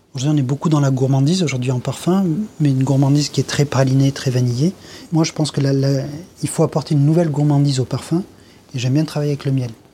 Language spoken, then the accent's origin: French; Grasse, Provence-Alpes-Côte d'Azur, France; Je suis né à Grasse. J'ai appris le métier de parfumeur à Grasse